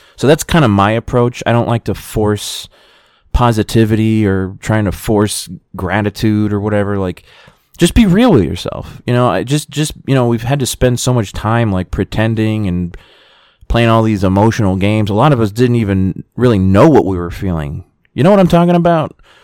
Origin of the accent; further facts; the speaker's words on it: United States; being an American